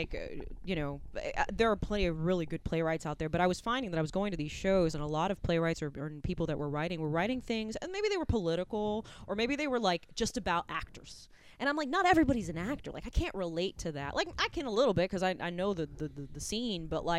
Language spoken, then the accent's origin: English; Puerto Rico; accent: Southern; first language es; I'm Puerto Rican, and Spanish was my first language, but my husband always laughs because he's like, you're the only Puerto Rican I know with a Southern accent.